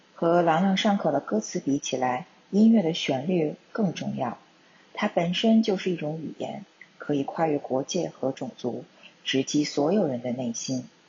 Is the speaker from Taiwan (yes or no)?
no; southern China, China; 我是南方人嘛